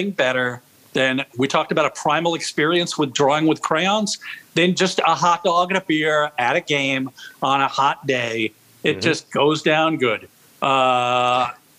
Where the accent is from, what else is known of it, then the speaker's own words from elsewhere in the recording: New York, United States; I'm a New Yorker